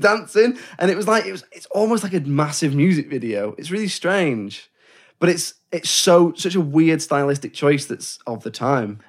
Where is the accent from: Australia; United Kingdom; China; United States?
United Kingdom; England; we're English